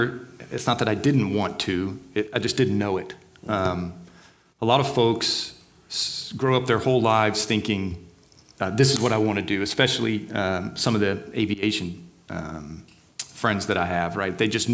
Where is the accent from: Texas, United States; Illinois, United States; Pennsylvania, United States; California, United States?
Texas, United States; Beaumont; So I'm born and raised in Southeast Texas. city called Beaumont. That's between Houston and Louisiana, right along the Gulf Coast.